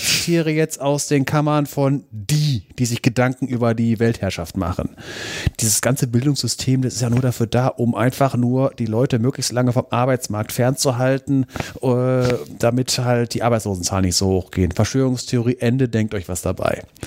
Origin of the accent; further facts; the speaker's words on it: Germany; hier bei uns in Deutschland